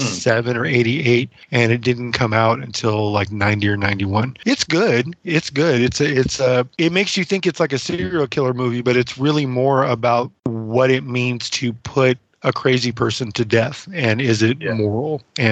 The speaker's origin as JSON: {"language": "English", "town": "Stockton", "region": "California", "country": "United States", "tie": "born or raised there", "said": "it was filmed and set in my hometown of Stockton, California."}